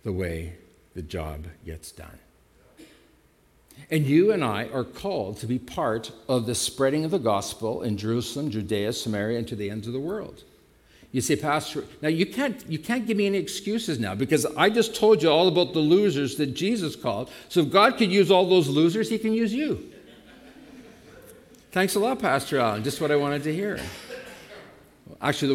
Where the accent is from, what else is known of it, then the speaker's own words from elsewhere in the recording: Canada; I just say I'm a Christian. I don't say I'm a Canadian.